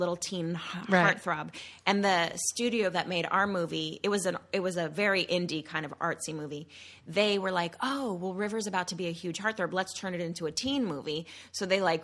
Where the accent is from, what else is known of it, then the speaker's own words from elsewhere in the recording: Malibu, California, United States; I'm from California, right. Born and raised in Malibu.